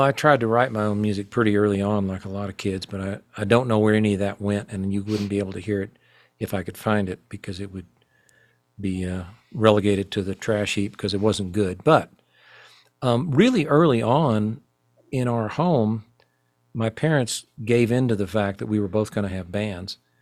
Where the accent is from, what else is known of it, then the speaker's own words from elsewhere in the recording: Fayetteville, Arkansas, United States; growing up in my hometown of Fayetteville, Arkansas